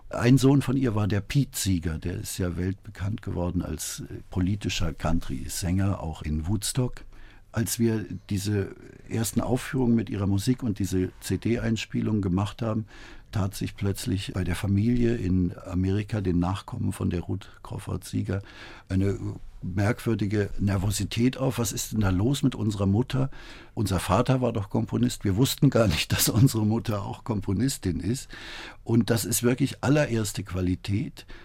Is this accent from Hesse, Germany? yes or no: yes; Frankfurt, Hesse, Germany; nächstes Jahr auch für mich persönlich als Frankfurter war es irgendwie auch